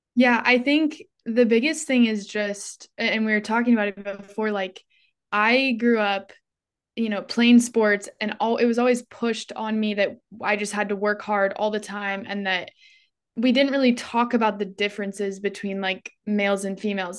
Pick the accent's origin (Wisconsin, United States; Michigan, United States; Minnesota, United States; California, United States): California, United States; Northern; now in Phoenix, United States; I grew up in Northern California in a really rural town, but now I live in Phoenix, Arizona.